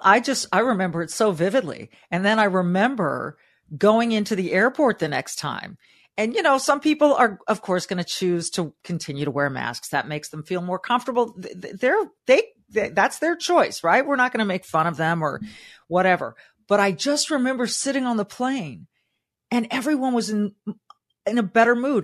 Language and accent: English; Southern California, United States; Growing up in Southern California, my mom was a public school teacher